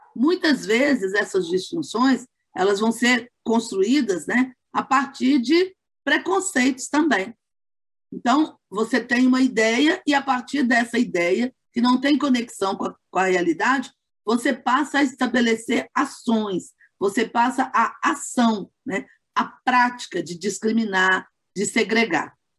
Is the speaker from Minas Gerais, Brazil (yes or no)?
yes; Belo Horizonte, Minas Gerais, Brazil; sou de Belo Horizonte